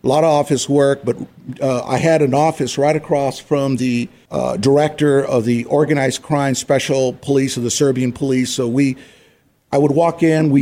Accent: Phoenix, Arizona, United States; I grew up here in Phoenix, born and raised here in Phoenix, Arizona

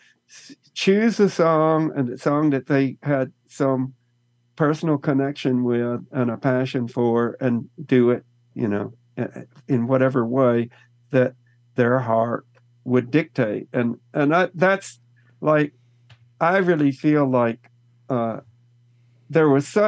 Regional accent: Texas, United States; Growing up in Texas, it's right next to Louisiana

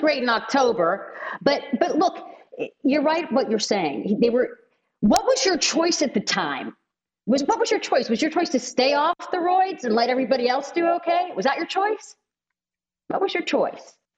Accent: Pittsburgh, Pennsylvania, United States; also born or lived in Los Angeles; I grew up in Pittsburgh

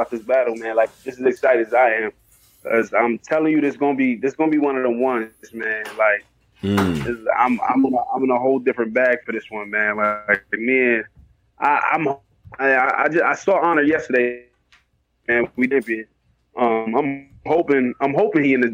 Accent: New York, United States; I'm from New York

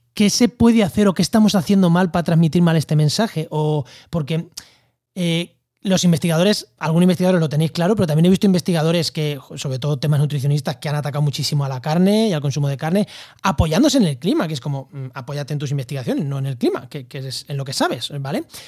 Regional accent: Albacete, Castilla-La Mancha, Spain; Yo en mi pueblo, en Albacete, en, cerca de Ciudad Real, en La Mancha

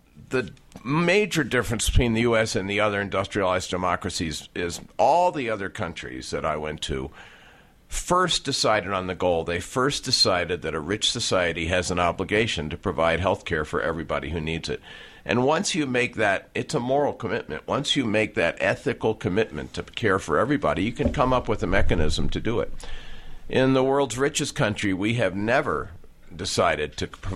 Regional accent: United States; when we were growing up in America

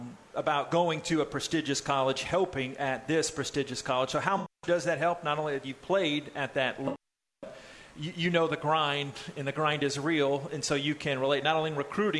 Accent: Texas, United States; born or raised there

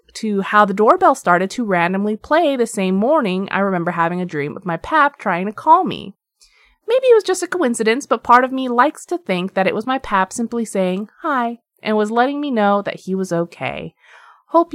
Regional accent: Pennsylvania, United States; decided last year to move back to my home state of Pennsylvania

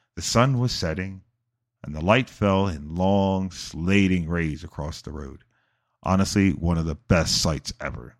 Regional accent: United States; my home country

